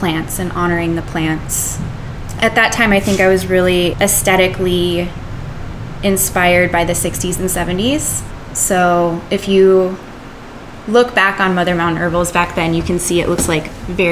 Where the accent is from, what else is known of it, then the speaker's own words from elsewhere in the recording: Arizona, United States; moved away; also born or lived in the East Coast; I'm from Arizona, so I really wanted to represent sort of like a place-based product or medicine. And I was really, really excited to use the plants of my birthplace